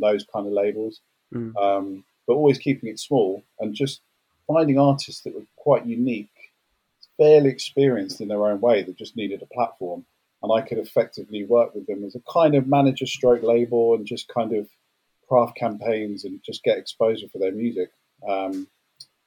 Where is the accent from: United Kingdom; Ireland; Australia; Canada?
United Kingdom; London; I grew up in South London